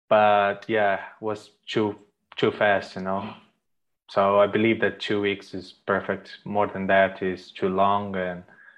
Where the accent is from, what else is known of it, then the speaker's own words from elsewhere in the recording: Brazil; English is a second language; moved away as an adult; now in Ireland; So yeah, I came from Brazil to Ireland after graduation. I used to work there before. So I came in 2012